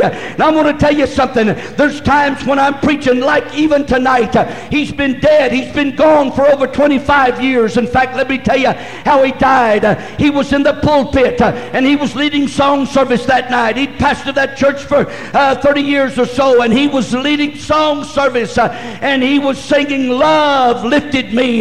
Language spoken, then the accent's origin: English; Lamesa, Texas, United States; moved away; I'm from West Texas. We take the whole bunch on. You know what? I was born in La Mesa